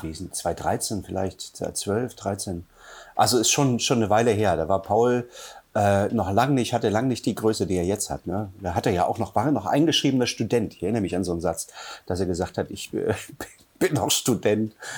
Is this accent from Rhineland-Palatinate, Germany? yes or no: no; Halle, Saxony-Anhalt, Germany; moved away as an adult; also born or lived in Hamburg / Buchholz / Mecklenburg-Vorpommern; now in Müritz, Germany; geboren in Halle an der Saale, bin dann mit 18 nach Hamburg